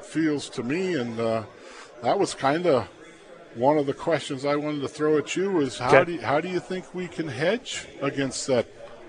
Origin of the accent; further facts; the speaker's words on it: Plainview, Nebraska, United States; I grew up in Plainview.